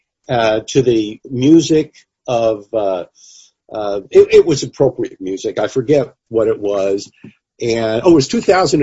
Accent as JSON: {"language": "English", "town": "New York City", "region": "New York", "country": "United States", "tie": "born or raised there", "said": "I grew up in the Bronx. I actually grew up 4.5 miles from home plate of Yankee Stadium"}